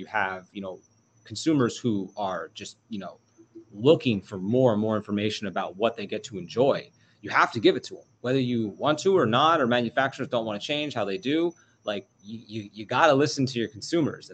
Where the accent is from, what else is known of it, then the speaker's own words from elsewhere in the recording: New York, United States; now in Jupiter, United States; growing up in New York